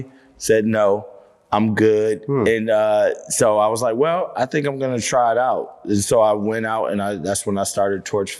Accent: Nebraska, United States; moved away as an adult; now in Atlanta, United States; So I came from Nebraska and the Clark Atlanta coach was like, hey, we got a full ride scholarship.

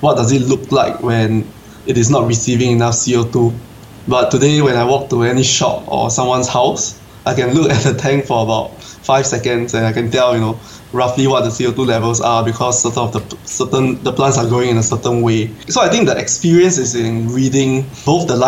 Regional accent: Singapore; I'm an aquascaper from Singapore

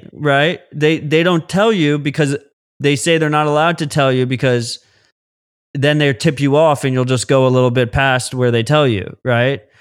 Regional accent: United States; As an American

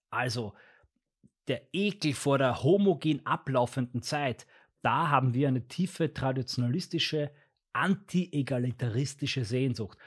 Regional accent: Austria; Bei uns in Österreich gehört das dazu, oder zumindest bei uns in unserer Familie, in dem Bereich von Österreich

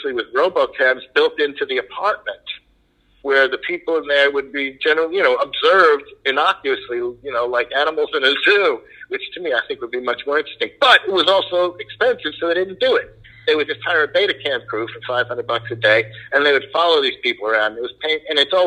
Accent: New York City, New York, United States; also born or lived in Long Island / Buffalo; I grew up in Queens, and I wound up working on Long Island, which is the same neighborhood, practically.

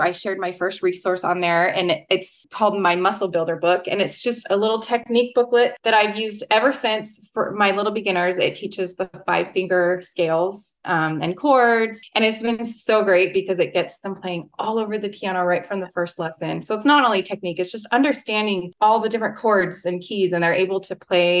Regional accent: Utah, United States; I'm from Utah, born and raised here

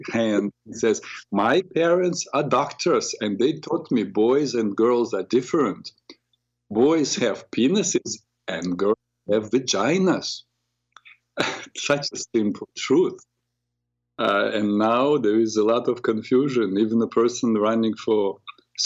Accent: Ukraine; now in New York, United States; I came originally from Ukraine, so I speak Ukrainian, understand Ukrainian and Russian

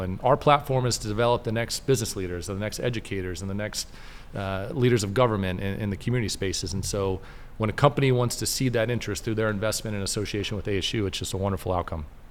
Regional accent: Mobile, Alabama, United States; now in Tempe, United States; I grew up in Mobile, Alabama

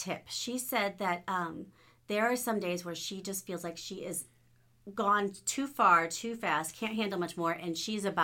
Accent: United States; I love being an American.

